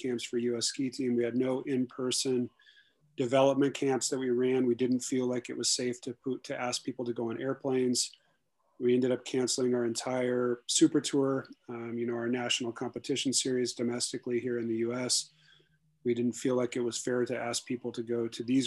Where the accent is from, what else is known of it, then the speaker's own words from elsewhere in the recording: Alaska, United States; now in Sun Valley, United States; I'm originally from Alaska, but I live in the Sun Valley, Idaho area